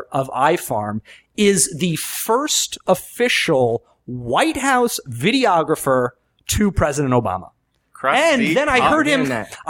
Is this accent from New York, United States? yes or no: yes; Syosset, New York, United States; now in New York City, United States; I grew up in a town called Syosset on Long Island.